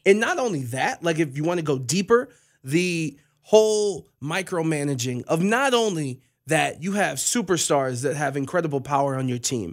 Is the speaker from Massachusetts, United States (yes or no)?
no; Cleveland, Ohio, United States; I'm from Cleveland